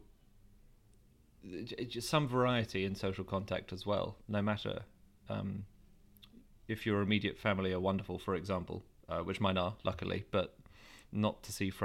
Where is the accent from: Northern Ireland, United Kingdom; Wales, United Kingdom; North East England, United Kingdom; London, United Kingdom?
London, United Kingdom; I grew up in Wimbledon